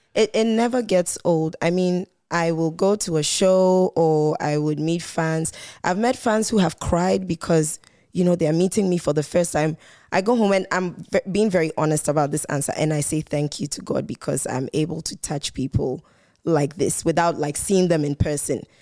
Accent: Volta, Ghana; I'm from the Volta region in Ghana

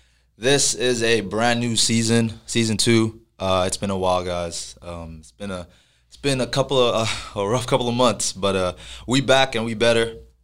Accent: Plano, Texas, United States; growing up in Plano, you know, like, a lot of your friends coming out of high school are from Plano.

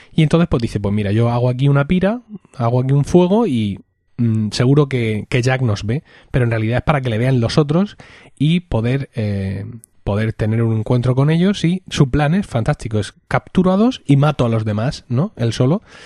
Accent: Spain; como españoles

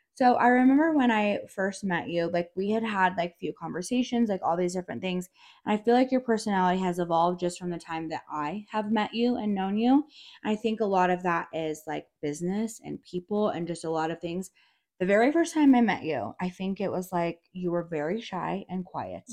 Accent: Durango, Colorado, United States; I'm from Durango, so I've been here

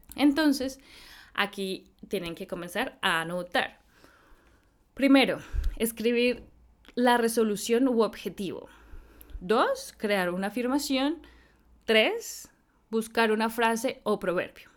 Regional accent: Colombia; como colombiana

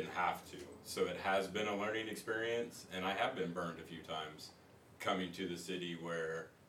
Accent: Mount Airy, North Carolina, United States; now in Jacksonville, United States; I'm from Mayberry, technically.

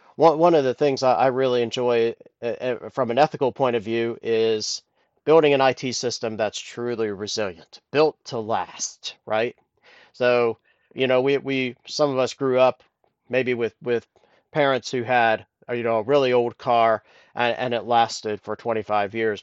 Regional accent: Columbus, Ohio, United States; moved away as an adult; also born or lived in Temple Terrace, Florida / Tennessee; now in Dublin, Ireland; I grew up in Columbus, Ohio

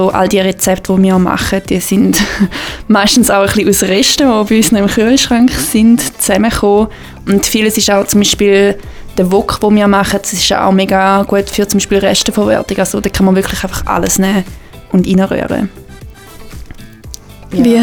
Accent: Gähwil, St. Gallen, Switzerland; ich bin auch 23, ich komme aus Gävil, aus dem Toggenburg

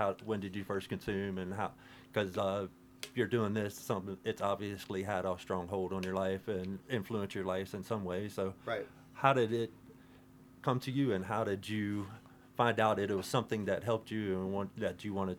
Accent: West Virginia, United States; yeah, I'm from West Virginia, so it's all the woods there. Exactly. And we were from a small town. It was really boring.

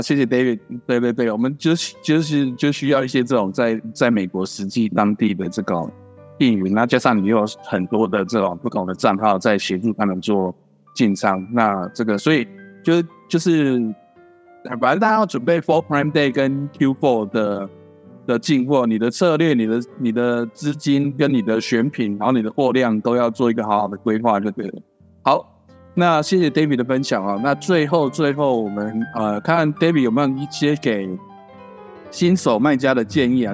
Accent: Taiwan; also born or lived in United States; 我们台湾这边很熟悉的这些鲜芋、鲜八方云集、八十五度 C顶茶、幸福堂这些卖真奶的

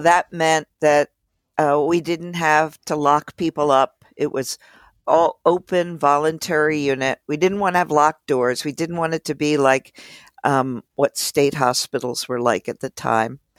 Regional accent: Philadelphia, Pennsylvania, United States; I grew up in Philly

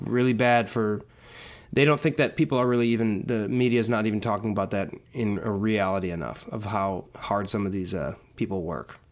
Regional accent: Wauwatosa, Wisconsin, United States; now in Los Angeles, United States; I'm technically from a suburb of Milwaukee called Wauwatosa. Okay. Um, but I, I lived in a house that was probably two blocks away from the, the city of Milwaukee.

